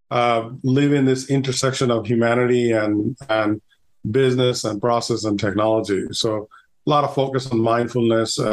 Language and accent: English; Bangladesh; moved away; I'm originally from Bangladesh